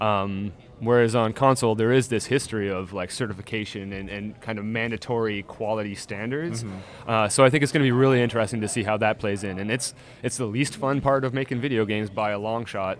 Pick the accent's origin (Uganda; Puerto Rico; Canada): Canada; I'm Canadian